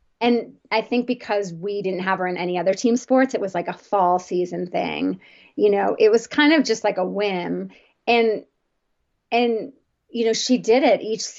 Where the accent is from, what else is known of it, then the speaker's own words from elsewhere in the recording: New Jersey, United States; And I grew up in the on the East Coast, New Jersey suburbs, very traditional growing up.